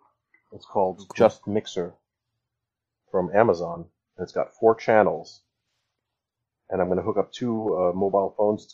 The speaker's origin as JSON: {"language": "English", "region": "New Jersey", "country": "United States", "tie": "born there", "said": "My mom was born in Kansas. I was born in New Jersey."}